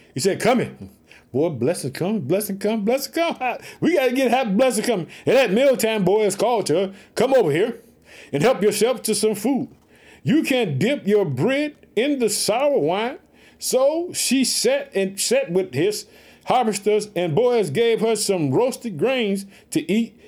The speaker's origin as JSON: {"language": "English", "town": "Chicago", "region": "Illinois", "country": "United States"}